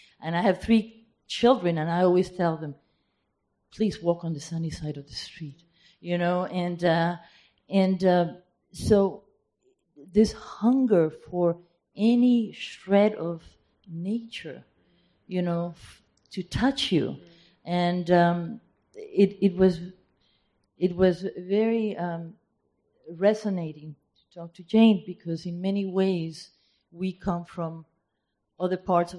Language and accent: English; Peru